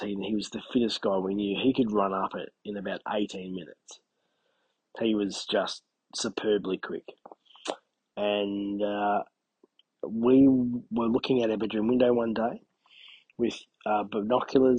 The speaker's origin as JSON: {"language": "English", "town": "Albury-Wodonga", "region": "New South Wales", "country": "Australia", "tie": "born or raised there", "said": "my hometown, or within 10Ks of my hometown"}